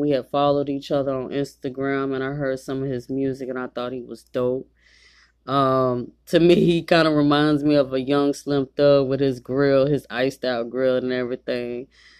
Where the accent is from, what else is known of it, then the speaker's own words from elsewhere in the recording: the South, United States; Even though I'm from the South.